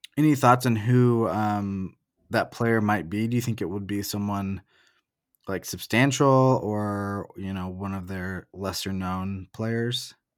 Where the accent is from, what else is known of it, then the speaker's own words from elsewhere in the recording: Oregon, United States; moved away as an adult; also born or lived in Portland; I grew up in Oregon, and I lived in Portland before moving here